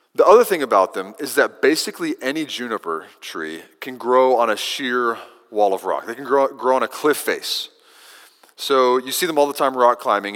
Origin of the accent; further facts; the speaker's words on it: Kentucky, United States; now in Texas, United States; Growing up in Kentucky, I had a row of eastern junipers along the fence line in the back pasture